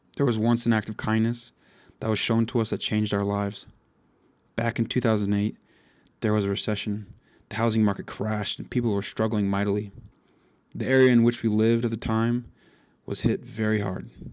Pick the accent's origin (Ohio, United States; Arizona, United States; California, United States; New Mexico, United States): Arizona, United States; Chandler; I was born in Chandler, Arizona